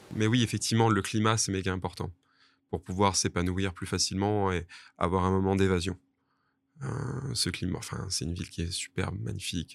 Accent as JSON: {"language": "French", "town": "Toulouse", "region": "Occitania", "country": "France", "tie": "born or raised there", "also_born_or_lived": "Grasse / Bordeaux / Asia", "moved": "as an adult", "lives_now": "Nice, France", "said": "j'ai fait la plupart de mes classes à Toulouse"}